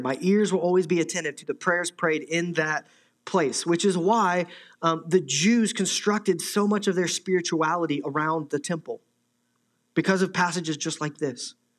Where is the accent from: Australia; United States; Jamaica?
United States; Midwest; moved away; I'm from the Midwest, I have friends back there